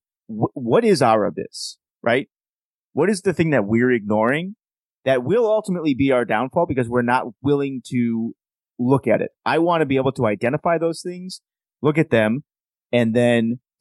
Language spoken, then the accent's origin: English; United States; As an American